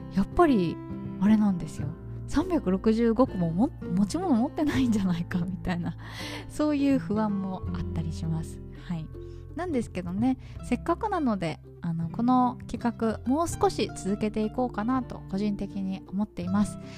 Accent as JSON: {"language": "Japanese", "region": "Tokyo", "country": "Japan", "tie": "born or raised there", "moved": "as an adult", "lives_now": "Hanoi, Vietnam", "said": "私の実家東京なんですけど"}